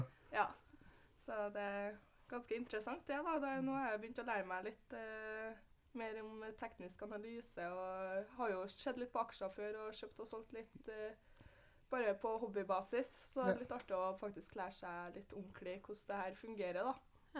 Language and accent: Norwegian; Trondheim, Trøndelag, Norway; Jeg er født og oppvokst her i Trondheim